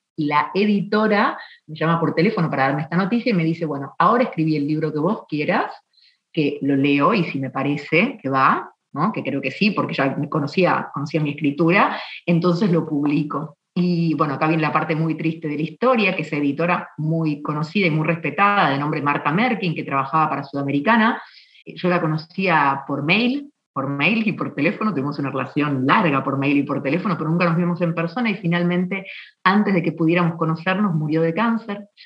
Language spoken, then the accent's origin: Spanish; Buenos Aires, Argentina; also born or lived in San Juan, Argentina; soy originaria de Buenos Aires, que es la capital de Argentina. Nací en 1977